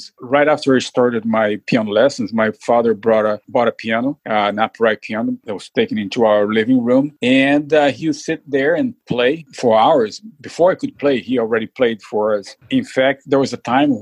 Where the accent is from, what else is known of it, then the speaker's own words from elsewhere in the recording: Rio de Janeiro, Brazil; moved away as an adult; also born or lived in California; now in Vancouver, United States; I was born in Rio de Janeiro and grew up in Rio de Janeiro